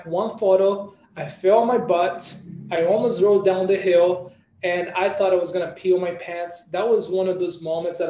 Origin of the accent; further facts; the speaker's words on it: Brazil; also born or lived in New York; now in Bali, Indonesia; originally from Brazil, photographer, martial artist, or capoeirista, and born and raised in Brazil